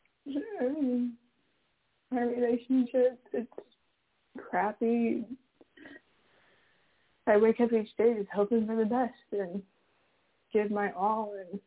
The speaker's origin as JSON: {"language": "English", "town": "Sacramento", "region": "California", "country": "United States", "said": "I'm from Sacramento, California."}